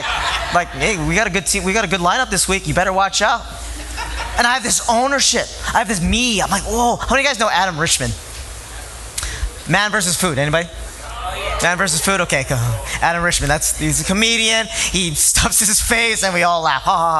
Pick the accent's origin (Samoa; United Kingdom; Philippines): Philippines; I'm Filipino. And I show my love for things.